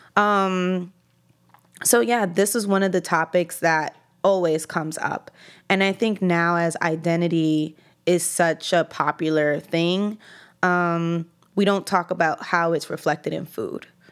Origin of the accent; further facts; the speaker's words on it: New York City, New York, United States; I grew up in East Harlem. That's where I live currently. That's where I'm from